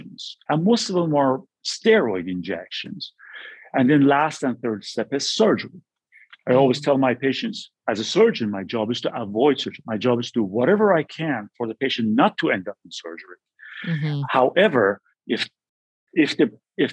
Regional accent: California, United States; moved away as an adult; also born or lived in New York City / Boston; I'm from California

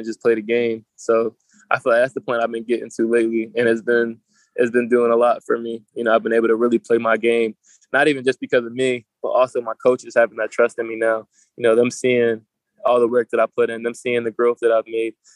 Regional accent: New Jersey, United States; I'm from South Jersey, so you got Atlantic City, Ocean City, Wildwood, places like

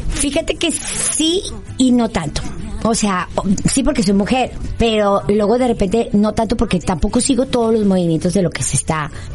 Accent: Monterrey, Nuevo León, Mexico; yo soy de Monterrey

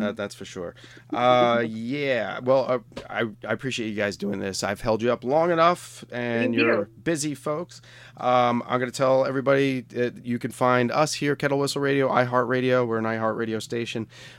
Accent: New York, United States; also born or lived in Pittsburgh area; now in Pittsburgh, United States; I'm from New York, but I'm in the Pittsburgh area now.

